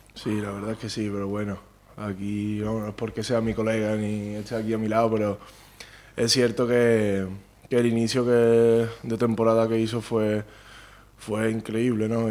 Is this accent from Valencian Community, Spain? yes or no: no; Palma del Río, Andalusia, Spain; moved away as an adult; also born or lived in Pontevedra; Yo nací en Palma del Río, mi casa está en Palma del Río, mi familia es de Palma del Río toda la vida